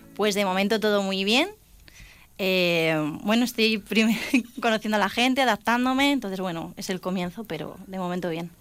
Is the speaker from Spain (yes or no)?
yes; Alcázar de San Juan, Castilla-La Mancha, Spain; la banda de mi pueblo, que yo soy de Alcázar de San Juan